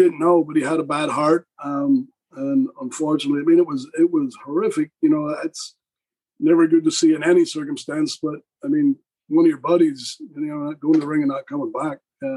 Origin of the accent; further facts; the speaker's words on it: Wigan, North West England, United Kingdom; I come from Wigan.